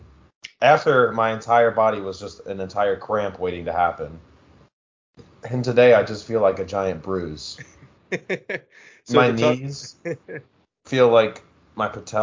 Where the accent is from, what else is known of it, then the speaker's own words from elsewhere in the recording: Philadelphia area, Pennsylvania, United States; now in Pittsburgh, United States; It's literally literally in my hometown